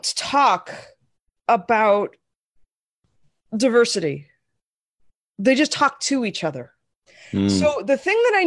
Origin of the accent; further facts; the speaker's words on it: Portland, Oregon, United States; moved away; also born or lived in Las Vegas; growing up in Portland and then moving to Vegas